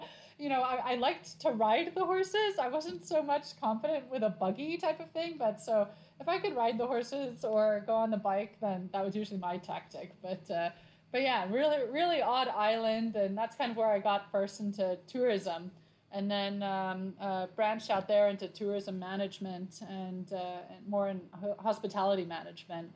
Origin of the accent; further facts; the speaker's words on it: Laguna Beach, California, United States; now in Hawaii, United States; I'm from Laguna Beach originally. Um, I have British parents